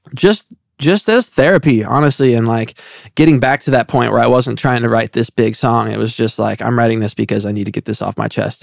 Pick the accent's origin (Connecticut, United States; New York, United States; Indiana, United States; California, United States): Indiana, United States; moved away as an adult; now in Los Angeles, United States; I'm living in L A and I'm from Indiana